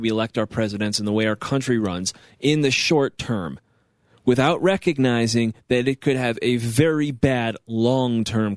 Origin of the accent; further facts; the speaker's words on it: New York, United States; My home state